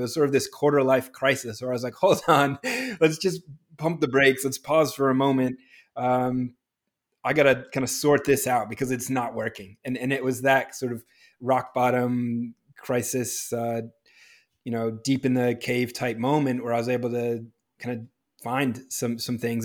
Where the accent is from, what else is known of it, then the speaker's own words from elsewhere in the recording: New Hampshire, United States; moved away as an adult; also born or lived in Pittsburgh; now in Los Angeles, United States; growing up in New Hampshire